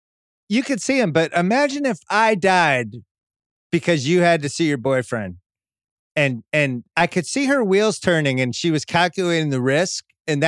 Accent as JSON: {"language": "English", "town": "Philadelphia", "region": "Pennsylvania", "country": "United States", "said": "We're both from Philly."}